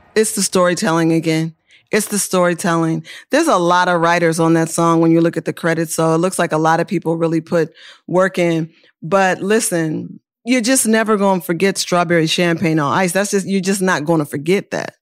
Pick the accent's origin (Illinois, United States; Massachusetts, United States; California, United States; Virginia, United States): California, United States; Oakland; also born or lived in New York; now in Los Angeles, United States; I'm not just from Oakland, I'm from East Oakland